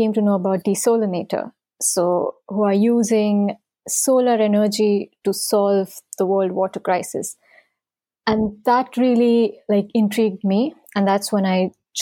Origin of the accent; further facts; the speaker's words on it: India; moved away; growing up in India